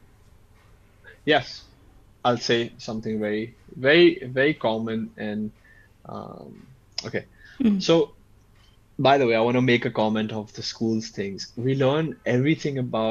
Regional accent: Chhattisgarh, India; also born or lived in Madhya Pradesh / United States; a place like Chhattisgarh, where I grew up in Chhattisgarh in Madhya Pradesh.

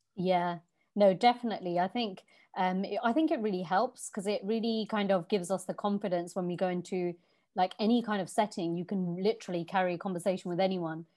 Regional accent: London, United Kingdom; moved away; also born or lived in Virginia Water, Surrey; I was born and raised in Southall, West London

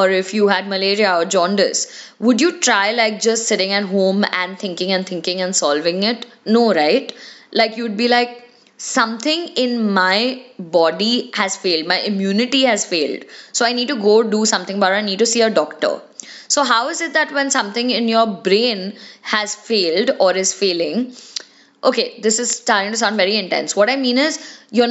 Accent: India; being Indian kids

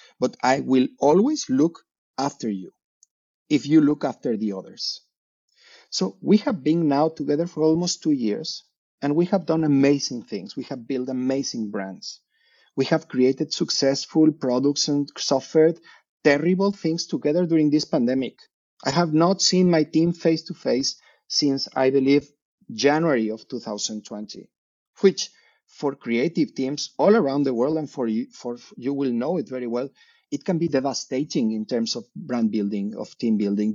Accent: Mexico City, Mexico; moved away as an adult; now in Navi Mumbai, India; I come from Mexico City.

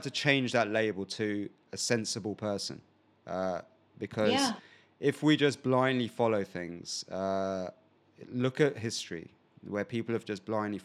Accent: England, United Kingdom; we're from probably the same country, England.

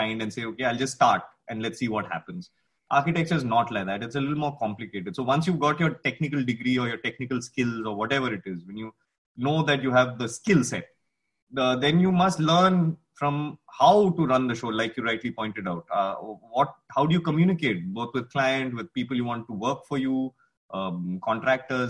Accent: India; as an Indian designer

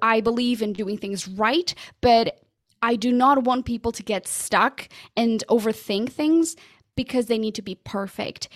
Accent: Portugal; first language Portuguese; English is a second language; moved away as an adult; also born or lived in London, United Kingdom; now in United States; I'm originally from Portugal.

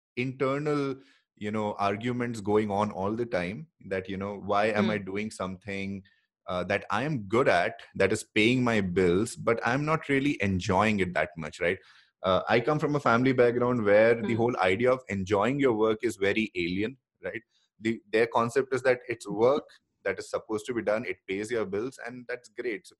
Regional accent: Bangalore, Karnataka, India; I'm from Bangalore

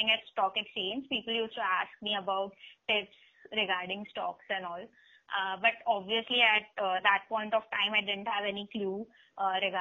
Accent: Mumbai, Maharashtra, India; I'm from Mumbai

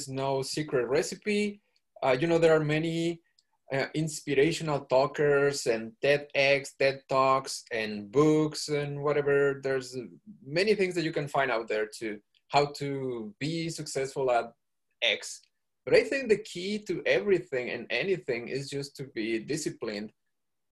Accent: Mexico; moved away as an adult; also born or lived in Georgia, United States; now in Pennsylvania, United States; the physics school in Mexico was not in my hometown

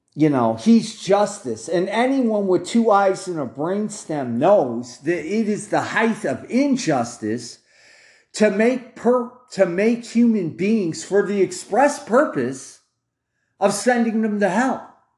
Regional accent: United States; me being an American

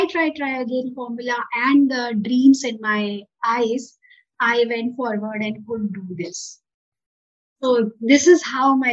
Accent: Uttar Pradesh, India; I come from Eastern UP.

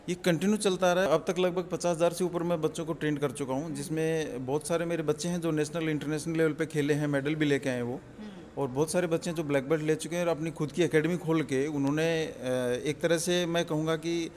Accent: Jhunjhunu, Rajasthan, India; now in Gurgaon, India; मैं बेसिकली झुंझुनू से हूँ हाँ। और हमारे यहाँ एक गाँव है ठाठवाड़ी मुकंदपुरा अच्छा। तो मैं उस गाँव का रहने वाला

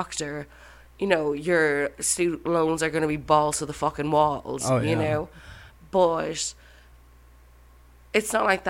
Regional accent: Ennis, Munster, Ireland; moved away as an adult; also born or lived in New York; now in United States; I'm from Ennis, County Clare. It's on the west coast of Ireland.

